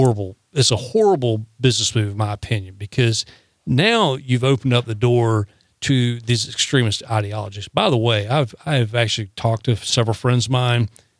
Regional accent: the South, United States; Yeah, but here's the funny thing. I'm a Southerner. You're a Southerner.

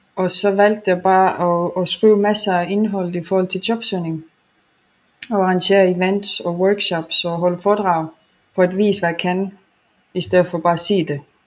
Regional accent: Estonia; now in Denmark; jeg kommer oprindeligt fra Estland

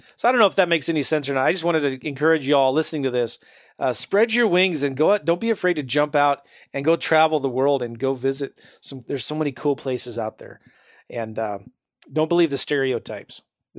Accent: United States; I grew up as like in America

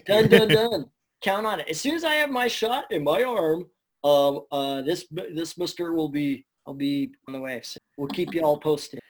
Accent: Burnaby, British Columbia, Canada; I get local Burnaby guy, so I'm from Canada

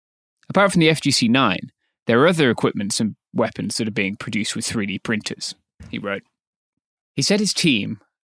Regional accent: Myanmar; Now that everything is in public, we can proudly say we're from Myanmar.

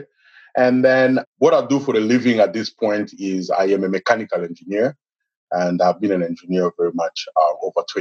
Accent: DR Congo; moved away as an adult; now in United States; I am originally from Congo, Democratic Republic of Congo in Africa. I came in the United States in 2011, about 8 years ago

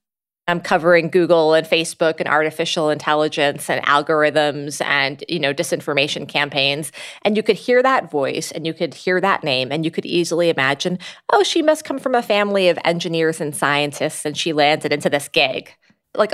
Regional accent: Casablanca, Casablanca-Settat, Morocco; born there; And in Morocco, my parents had gotten married. And that's where me and my siblings were born. I was born in Casablanca.

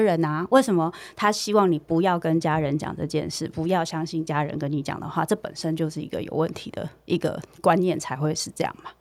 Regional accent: Taiwan; 我们在台湾这样的文化长大

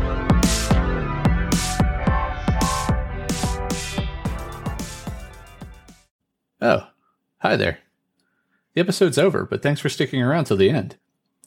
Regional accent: United States; moved away as an adult; I've lived in quite a few countries outside my home country, the United States

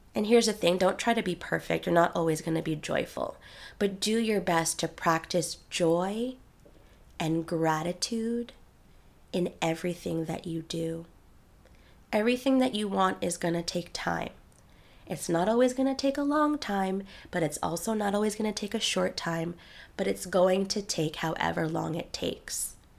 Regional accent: New York City, New York, United States; I was raised in Queens, New York, by a single tiger mom

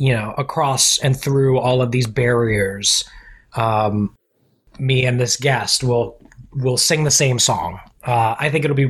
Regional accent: Orlando, Florida, United States; moved away as an adult; also born or lived in Staten Island, New York; I was born in Staten Island. Okay. But then I was raised in Orlando.

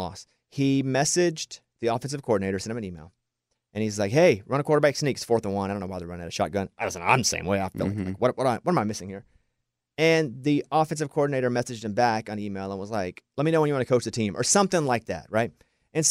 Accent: Mountain Pine, Arkansas, United States; moved away; I grew up in the South and in the woods where everybody could whistle.

